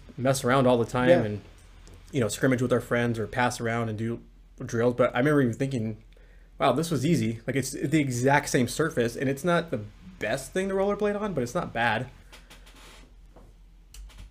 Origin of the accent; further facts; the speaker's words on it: La Quinta, California, United States; Jesse and I had a park that was right by us when we were growing up in La Quinta, California, by Palm Springs